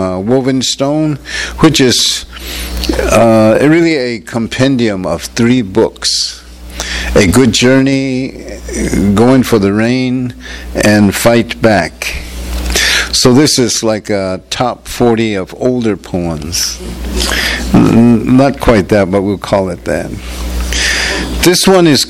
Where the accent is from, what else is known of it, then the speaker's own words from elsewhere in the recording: Acoma Pueblo, New Mexico, United States; also born or lived in Albuquerque, New Mexico; I'm from Acoma Pueblo in New Mexico. As some of you know, it's out west, you know, where I grew up in New Mexico, partly on the homeland, which is usually known as the Acoma Pueblo Reservation